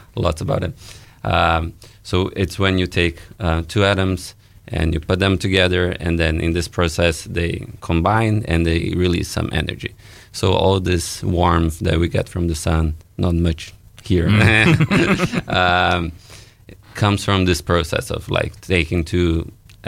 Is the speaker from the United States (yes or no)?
no; Brasília, Federal District, Brazil; moved away as an adult; also born or lived in Canada; now in Dunedin, New Zealand; I'm from Brazil